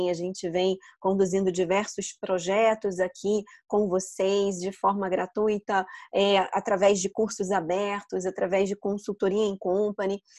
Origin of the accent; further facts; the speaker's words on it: Rio de Janeiro, Brazil; sou carioca